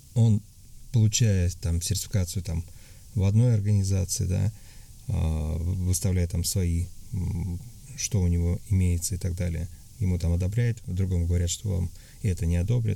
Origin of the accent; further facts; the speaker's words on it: Tatarstan, Russia; moved away as an adult; now in Antalya, Turkey; я из России, а, я говорил, что я татарин